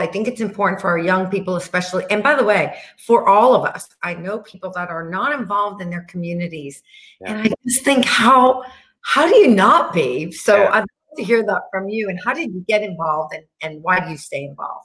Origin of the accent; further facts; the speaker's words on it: New York, United States; Being a New Yorker